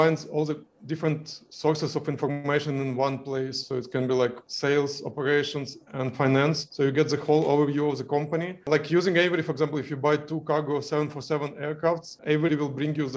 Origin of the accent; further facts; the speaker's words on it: Ukraine; moved away as an adult; also born or lived in Kyiv, Ukraine; We are originally from Ukraine and I was living in Kyiv, Ukraine.